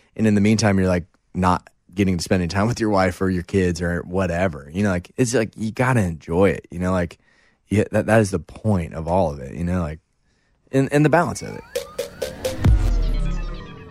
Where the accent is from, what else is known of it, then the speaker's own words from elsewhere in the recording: St. Louis, Missouri, United States; growing up in Saint Louis